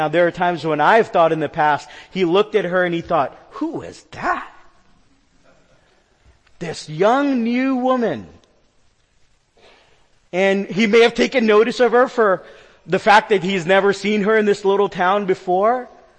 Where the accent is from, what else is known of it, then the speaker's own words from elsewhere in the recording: New York, United States; You know, I'm a New Yorker. You guys know that about me.